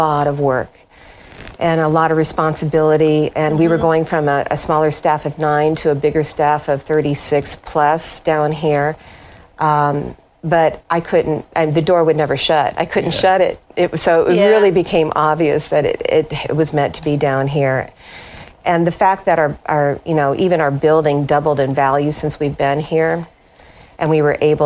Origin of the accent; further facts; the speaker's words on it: Iowa, United States; moved away as an adult; also born or lived in New Orleans, Louisiana / Bowling Green, Kentucky; now in Clarksville, United States; I come from Iowa